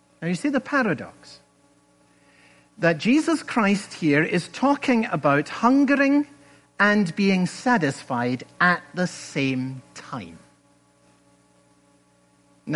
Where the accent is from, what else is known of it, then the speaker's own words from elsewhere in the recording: Scotland, United Kingdom; moved away; When I was a boy growing up in Scotland